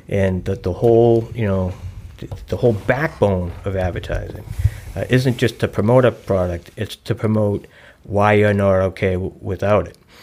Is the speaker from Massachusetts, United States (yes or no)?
yes; Boston, Massachusetts, United States; now in Newton, United States; I grew up in South Boston, and, you know, everybody knows everybody's business